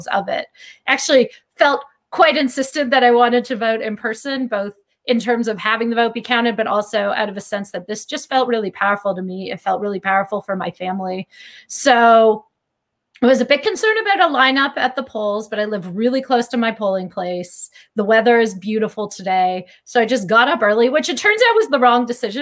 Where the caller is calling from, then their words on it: Philadelphia, Pennsylvania, United States; I'm calling from South Philadelphia